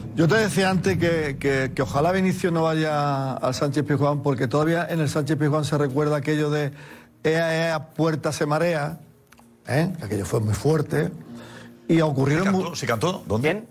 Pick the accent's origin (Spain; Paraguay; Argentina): Spain; a mí como español que soy